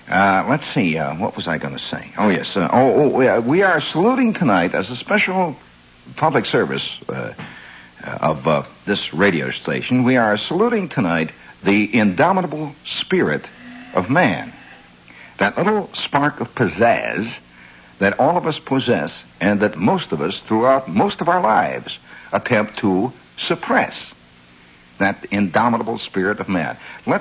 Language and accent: English; Chicago, Illinois, United States; accent: Chicago; I'll have to use my Chicago. No, I better not use my Chicago accent.